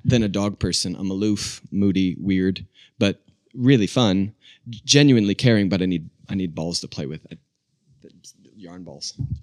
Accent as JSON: {"language": "English", "town": "Charlotte", "region": "North Carolina", "country": "United States", "tie": "born or raised there", "also_born_or_lived": "Albuquerque, New Mexico", "said": "Charlotte, North Carolina"}